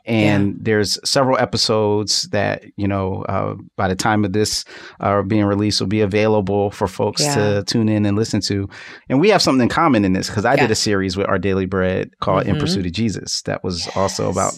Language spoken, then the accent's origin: English; Philadelphia, Pennsylvania, United States; I'm from Philly. North Philly still has burnt out buildings that date back to 1968 as a reaction of the King assassination.